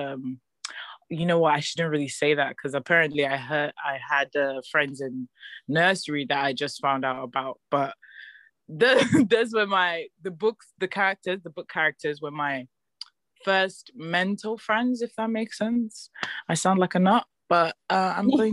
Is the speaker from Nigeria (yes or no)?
yes; Nigeria; moved away as an adult; now in London, United Kingdom; living on and growing up in Nigeria